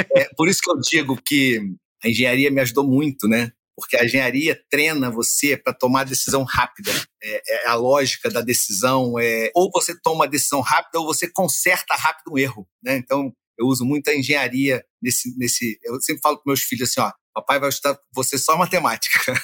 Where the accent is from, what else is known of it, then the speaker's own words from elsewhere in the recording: Rio de Janeiro, Brazil; nasci na Gávea, mas morei muitos anos na Tijuca